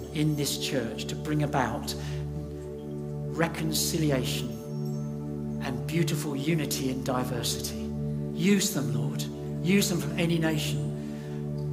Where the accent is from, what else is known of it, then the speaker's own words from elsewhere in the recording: United Kingdom; I'm a Brit